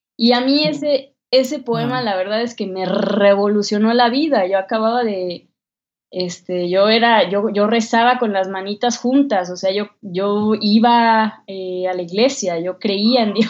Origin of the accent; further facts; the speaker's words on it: Mexico; una mexicana de 22 años